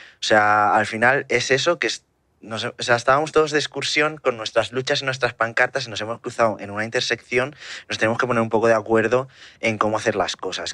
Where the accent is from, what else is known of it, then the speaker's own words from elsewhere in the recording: Barcelona, Catalonia, Spain; now in Terrassa, Spain; yo soy de Barcelona, vivo en Tarrasa, que es una ciudad que está muy cerca